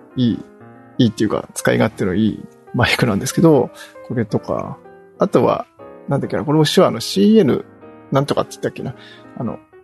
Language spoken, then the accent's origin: Japanese; near Yawataya Isogoro, Nagano, Japan; 私の地元の、に、地元に近い、まあ、企業で